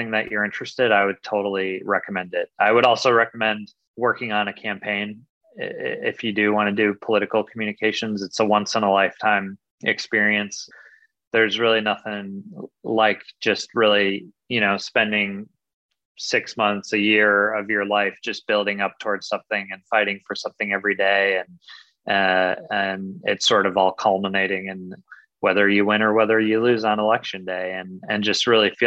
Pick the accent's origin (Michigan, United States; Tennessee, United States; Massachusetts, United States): Michigan, United States; my home state